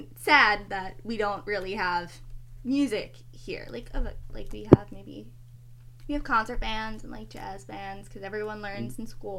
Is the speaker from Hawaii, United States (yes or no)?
no; New York City, New York, United States; I'm from Staten Island, New York.